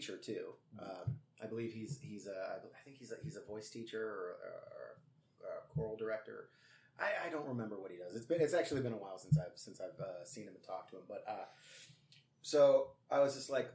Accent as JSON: {"language": "English", "town": "Streamwood", "region": "Illinois", "country": "United States", "tie": "born or raised there", "also_born_or_lived": "Elgin, Illinois", "said": "I was from Streamwood, but then I went to high school in Elgin at Larkin High School"}